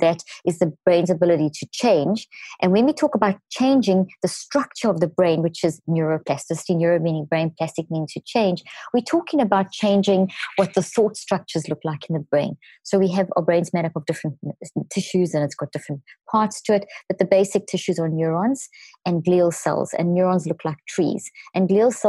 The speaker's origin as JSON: {"language": "English", "country": "South Africa", "tie": "born or raised there", "also_born_or_lived": "Zimbabwe", "moved": "yes", "said": "I was born in Zimbabwe and grew up in South Africa."}